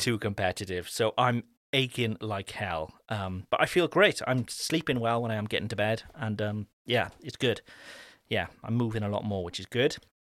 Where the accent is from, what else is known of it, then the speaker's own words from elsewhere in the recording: Cardiff, Wales, United Kingdom; moved away; my hometown back in Cardiff